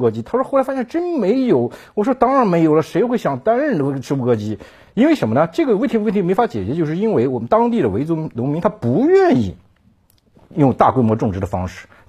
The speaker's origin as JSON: {"language": "Chinese", "region": "Xinjiang", "country": "China", "tie": "born or raised there", "said": "我在新疆长大，长期在新疆生活和调研"}